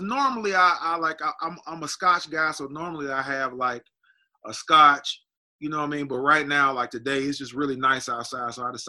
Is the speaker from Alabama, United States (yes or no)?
yes; Birmingham, Alabama, United States; also born or lived in Frankfurt, Germany; I was born in Frankfurt, Germany, on a U.S. Army base. My father was in the military, so I was born there. I think we came back to Birmingham, Alabama, when my mother and I was about maybe 10 months old.